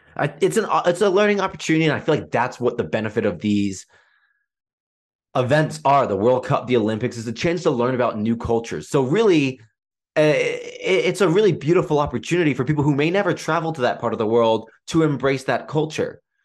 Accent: England, United Kingdom; I was born in England

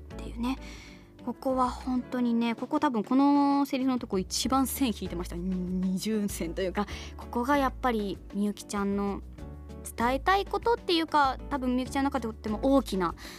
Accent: Kitakyushu, Fukuoka, Japan; 自分の地元が舞台となって

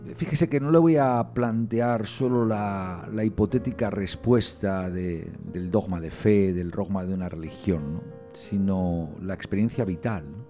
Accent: Cantabria, Spain; yo que también soy cántabro

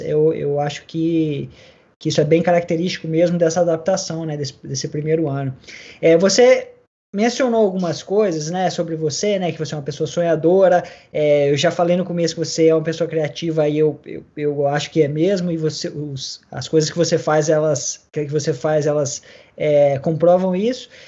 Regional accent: Vila Velha, Espírito Santo, Brazil; now in Melbourne, Australia; eu sou de Vila Velha, no Espírito Santo

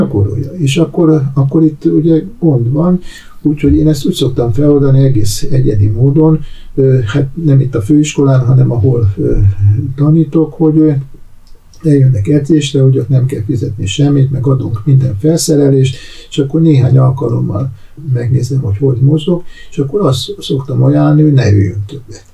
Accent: Hungary; én ugye Magyarországról jöttem

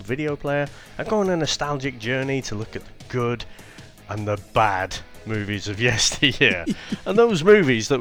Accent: St Helens, North West England, United Kingdom; growing up in St. Helens.

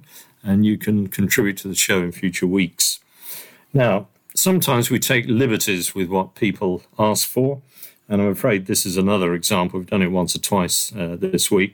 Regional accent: Southend-on-Sea, East of England, United Kingdom; I come from Southend and used to travel on the same bus as Wilco Johnson

